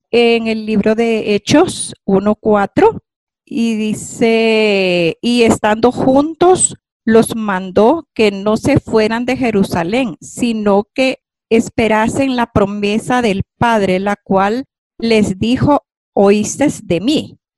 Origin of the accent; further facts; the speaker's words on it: Honduras; por haberme invitado a mi vida de fe en mi país, Honduras.